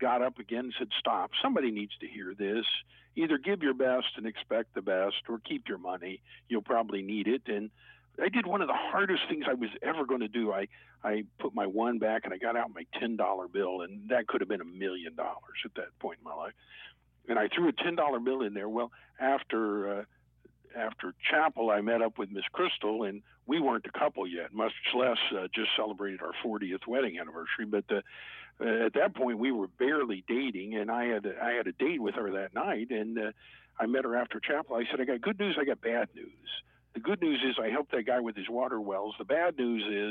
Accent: Tulsa, Oklahoma, United States; I grew up here in Tulsa, Oklahoma, and born and raised.

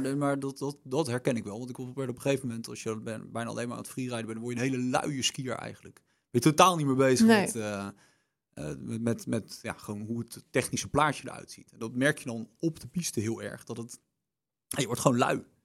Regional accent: The Hague, South Holland, Netherlands; ik kom uit Den Haag

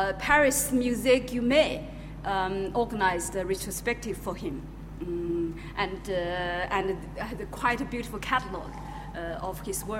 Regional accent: Sichuan, China; English is a second language; moved away; because I'm from Sichuan.

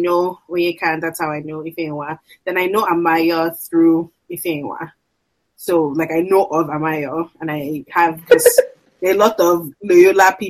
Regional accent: Nigeria; moved away as an adult; now in United States; we're both from Nigeria

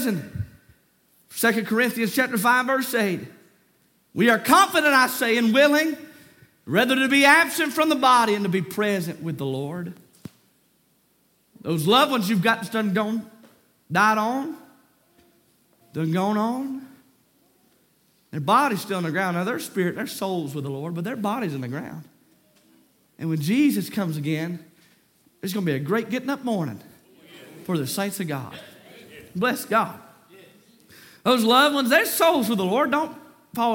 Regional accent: Lexington, North Carolina, United States; I grew up in Lexington. My dad pastored Walters Grove

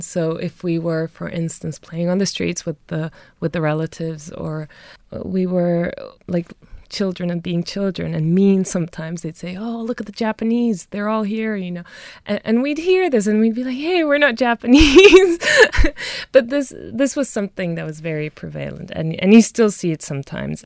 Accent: Munich, Bavaria, Germany; moved away as an adult; now in Dublin, Ireland; I was born and raised in Germany

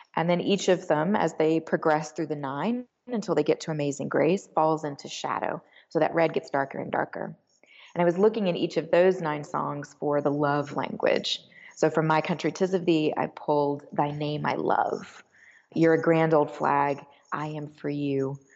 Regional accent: Alabama, United States; I grew up in Alabama in a Presbyterian church, very progressive

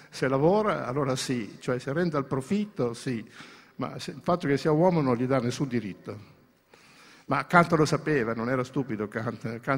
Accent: Greece; anche io che sono greco ho una cultura cristiana nel fondo della mia anima

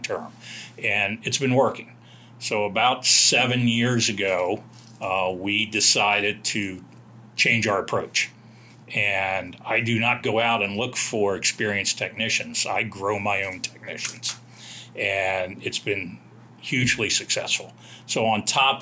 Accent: Washington, District of Columbia, United States; moved away as an adult; now in Dayton, United States; I'm from the Washington, D.C. area. Moved here about 10 years ago.

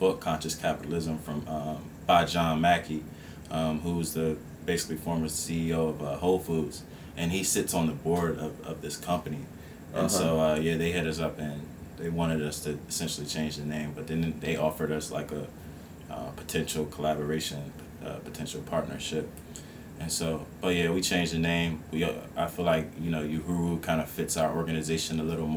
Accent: Esmont, Virginia, United States; I was born and raised in the Esmont area, which is like 15 miles outside of Charlottesville. And so I'm basically born and raised in Albemarle County

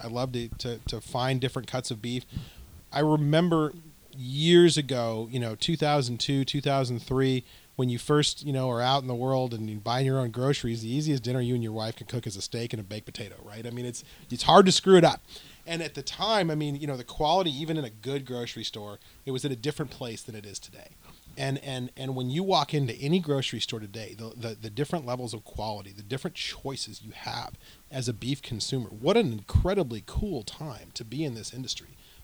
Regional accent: Southwest, United States; So we're from the Southwest, a couple of us, and you know, West Texas we include in that.

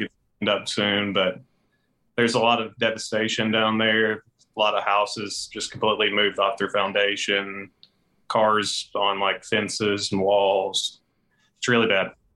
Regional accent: Hazard, Kentucky, United States; when I was a kid, growing up in Hazard

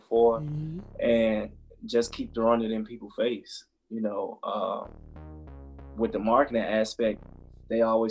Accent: Chicago, Illinois, United States; moved away; I'm originally from Chicago

